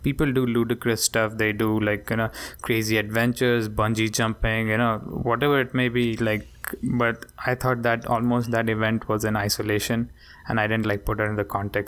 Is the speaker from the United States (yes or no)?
no; India; I'm from India